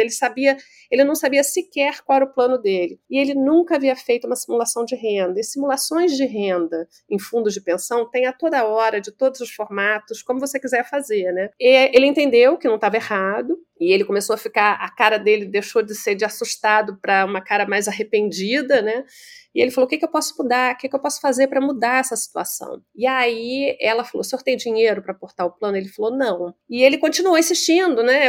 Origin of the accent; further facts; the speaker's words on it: Rio de Janeiro, Brazil; accent: carioca; eu sou carioca